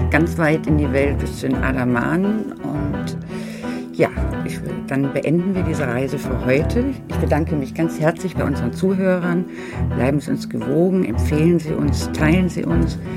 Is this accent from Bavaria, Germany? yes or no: no; Berlin, Germany